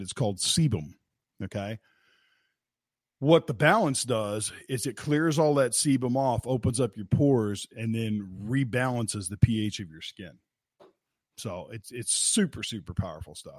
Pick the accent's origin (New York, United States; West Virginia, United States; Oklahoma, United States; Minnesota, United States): West Virginia, United States; I'm from West Virginia